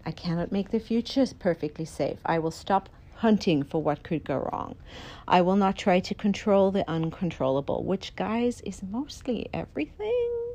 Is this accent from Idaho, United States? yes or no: yes; Idaho, United States; I come from Idaho